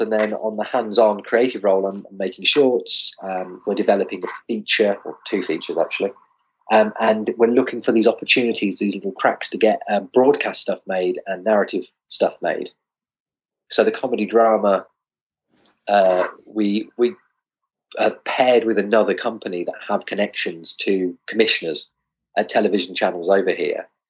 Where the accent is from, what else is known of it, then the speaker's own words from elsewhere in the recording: West Midlands, United Kingdom; moved away; I'm originally from the West Midlands, not far from your neck of the woods